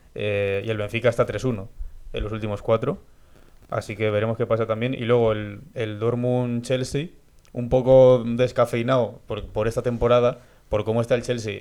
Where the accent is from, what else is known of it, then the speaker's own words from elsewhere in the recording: Spain; nota que somos españoles